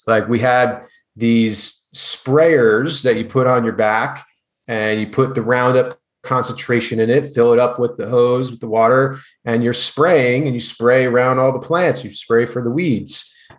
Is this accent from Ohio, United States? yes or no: no; New Jersey, United States; I remember growing up as a kid, I grew up in New Jersey